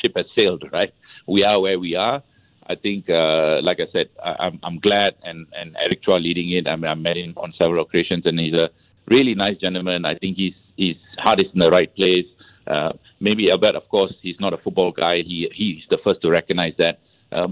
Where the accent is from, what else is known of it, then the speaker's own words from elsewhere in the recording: Singapore; moved away as an adult; now in Madrid, Spain; I'm very proud to be Singaporean.